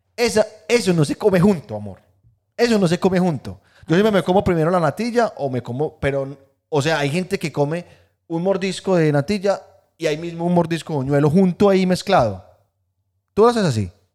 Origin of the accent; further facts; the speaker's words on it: Guatapé, Antioquia, Colombia; moved away; Yo soy de Guatapé